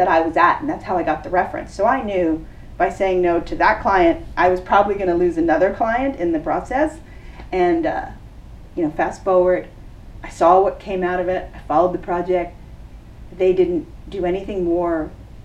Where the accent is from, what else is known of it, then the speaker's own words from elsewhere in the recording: New York, United States; now in Los Angeles, United States; I'm from New York, very direct.